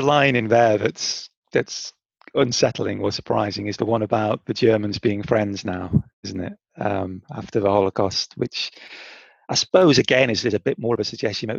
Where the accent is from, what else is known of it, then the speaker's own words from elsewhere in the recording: North Staffordshire, West Midlands, United Kingdom; my hometown, which is in North Staffordshire